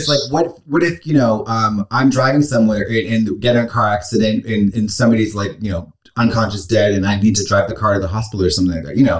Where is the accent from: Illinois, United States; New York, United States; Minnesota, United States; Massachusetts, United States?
Massachusetts, United States; Boston; moved away; I'm from Boston.